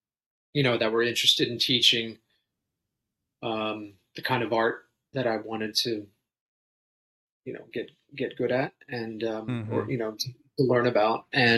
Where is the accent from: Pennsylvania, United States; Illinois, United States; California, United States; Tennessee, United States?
Pennsylvania, United States; Philadelphia; In and around Philly area. I mean, for most of my life.